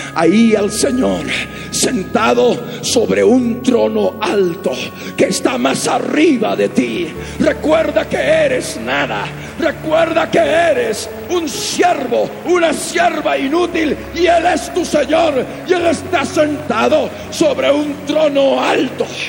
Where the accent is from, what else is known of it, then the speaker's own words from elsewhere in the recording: Bolivia; Nosotros, por la misericordia de Dios, hemos nacido en esta amada nación, en Bolivia. Somos bolivianos